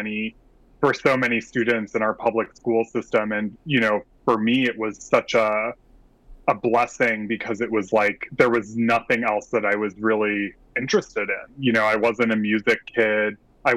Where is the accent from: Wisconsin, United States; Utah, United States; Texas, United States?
Wisconsin, United States; moved away as an adult; now in Brooklyn, United States; I'm originally from Wisconsin. I grew up in a small town about 30 miles southwest of Milwaukee